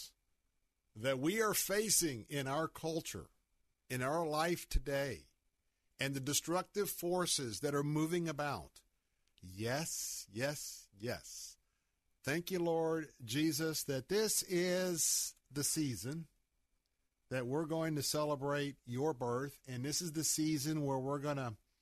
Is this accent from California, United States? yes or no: no; Tampa, Florida, United States; I grew up in West Tampa